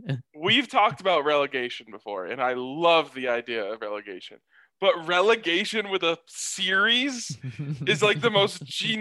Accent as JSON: {"language": "English", "town": "Denver", "region": "Colorado", "country": "United States", "tie": "born or raised there", "said": "I mean, I grew up in the city, in downtown Denver."}